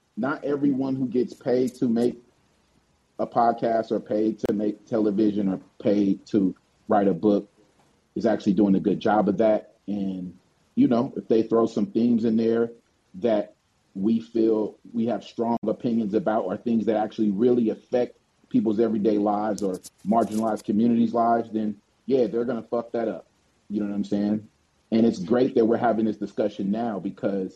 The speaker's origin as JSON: {"language": "English", "town": "Oakland", "region": "California", "country": "United States", "tie": "born or raised there", "said": "I'm from the town, I'm from Oakland"}